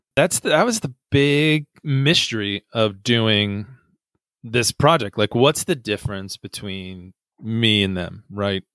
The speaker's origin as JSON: {"language": "English", "country": "United States", "said": "as an American"}